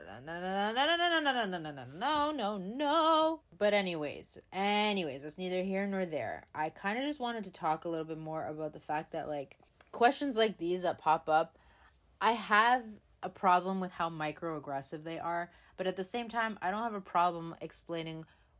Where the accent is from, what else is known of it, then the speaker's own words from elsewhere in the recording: Canada; I was born in Canada